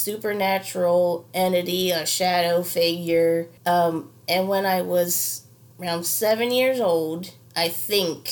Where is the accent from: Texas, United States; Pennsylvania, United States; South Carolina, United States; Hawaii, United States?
Pennsylvania, United States; Delaware County; I'm from Delco, Delaware County